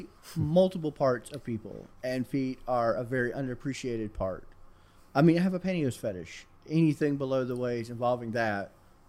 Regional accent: the South, United States; I grew up in the South

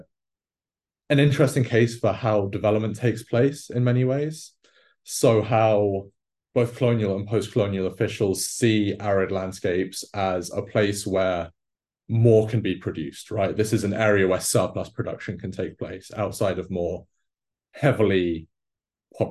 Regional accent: England, United Kingdom; moved away; growing up in England

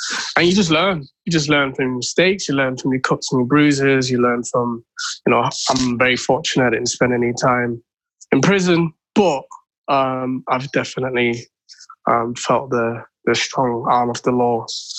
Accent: Manchester, North West England, United Kingdom; I was growing up in Moss Side.

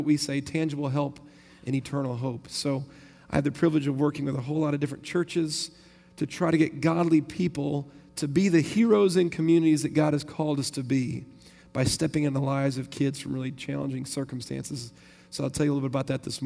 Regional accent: Tyler, Texas, United States; I'm from Tyler, Texas, and I get to lead a Christ-centered, multi-ethnic ministry there

